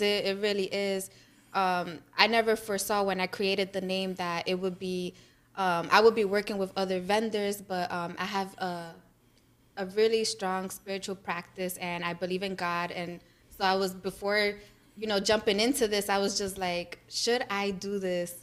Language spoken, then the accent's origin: English; New York City, New York, United States; I'm from the Bronx